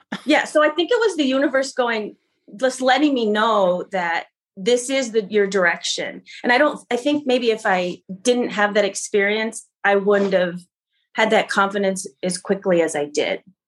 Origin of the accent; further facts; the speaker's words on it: Grand Rapids, Michigan, United States; also born or lived in Kalamazoo, Michigan / Seattle, Washington; now in Jackson, United States; I'm from uh, Grand Rapids, Michigan. I was born in Grand Rapids